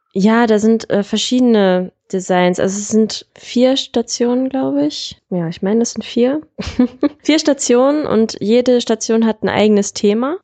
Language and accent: German; Solingen, North Rhine-Westphalia, Germany; ich komme ja aus Solingen